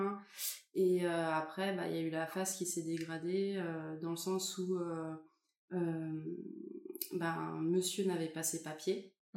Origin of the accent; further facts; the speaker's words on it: France; je suis française